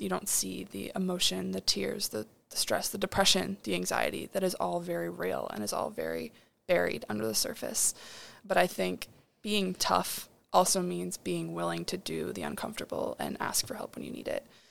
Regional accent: Chicago, Illinois, United States; moved away as an adult; I'm from Chicago, Illinois, so I'm thirteen hours away from home

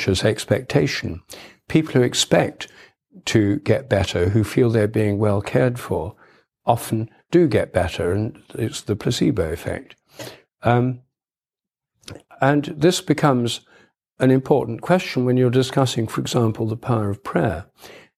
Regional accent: Newark, East Midlands, United Kingdom; when I was a child, we had a telephone at home in my hometown, Newark in Nottinghamshire.

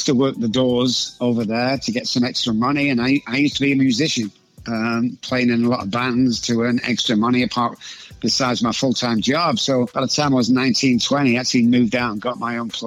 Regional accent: Manchester, North West England, United Kingdom; moved away as an adult; also born or lived in Oxford; now in Dallas, United States; I grew up just outside there called Moss Side

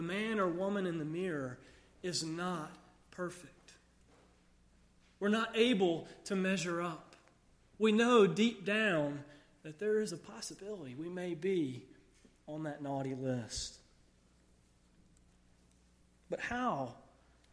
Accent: United States; so many children growing up in America, I grew up with a little bit of a skewed view of Christmas

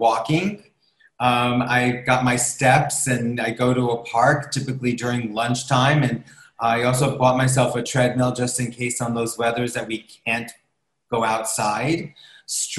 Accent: New York, United States; As a New Yorker

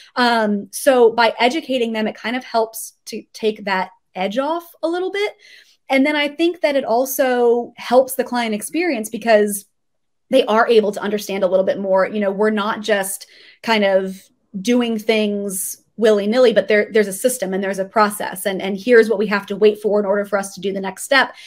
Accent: South Florida, United States; I am actually originally from South Florida

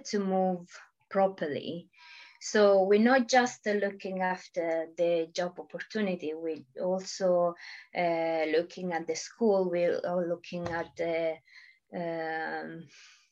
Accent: Italy; English is a second language; moved away as an adult; now in United Kingdom; I moved from Italy very disappointed from my country

